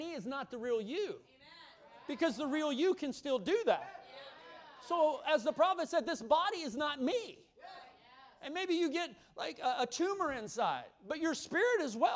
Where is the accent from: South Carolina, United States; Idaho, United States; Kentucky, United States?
Kentucky, United States; I come from Kentucky